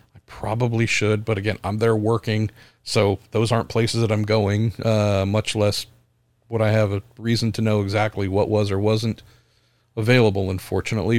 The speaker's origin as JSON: {"language": "English", "country": "United States", "said": "my home country"}